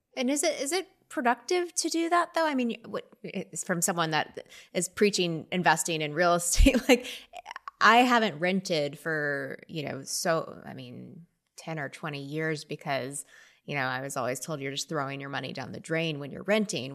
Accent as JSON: {"language": "English", "region": "Texas", "country": "United States", "tie": "born or raised there", "also_born_or_lived": "Austin, Texas", "moved": "yes", "lives_now": "Northern California, United States", "said": "I, I grew up in Texas where I was swimming every day"}